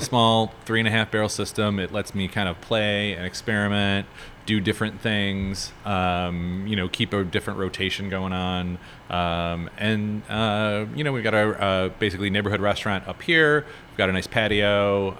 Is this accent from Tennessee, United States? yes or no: no; Chicago, Illinois, United States; moved away as an adult; now in New Orleans, United States; I'm from Chicago. I moved down here about uh, a little over eight years ago.